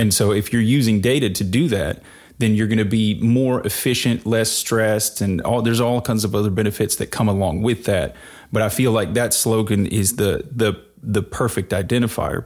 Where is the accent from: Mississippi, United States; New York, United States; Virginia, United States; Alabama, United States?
Mississippi, United States; rural; now in Nashville, United States; I grew up in rural Mississippi in the woods